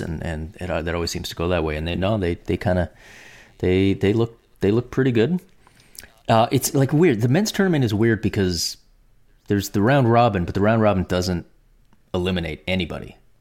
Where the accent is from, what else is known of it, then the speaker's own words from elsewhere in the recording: Canada; as a Canadian